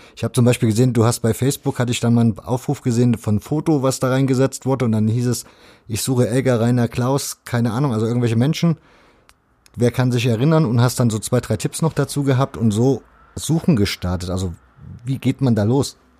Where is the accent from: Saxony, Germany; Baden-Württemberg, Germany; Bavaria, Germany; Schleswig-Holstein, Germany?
Saxony, Germany; Leipzig; ich bin in Leipzig groß geworden